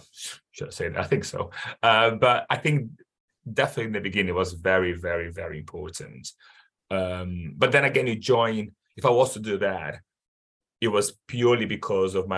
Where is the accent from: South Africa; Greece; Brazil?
Brazil; I'm from Brazil where football is massive